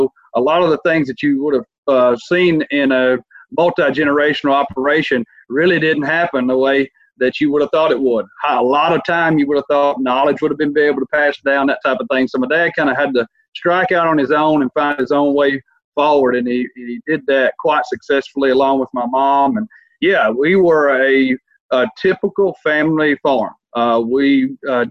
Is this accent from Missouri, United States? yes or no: no; Rutherford, Tennessee, United States; Born and raised in Rutherford, Tennessee, Gibson County, south of Union City and where Discovery Park is located